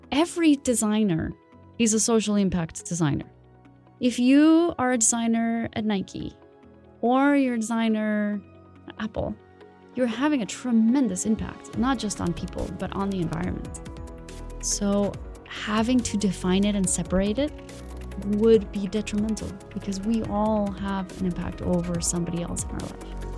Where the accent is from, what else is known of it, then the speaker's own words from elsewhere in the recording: Bogotá, Bogotá Capital District, Colombia; moved away; I am originally from Colombia. Um, I grew up in Bogota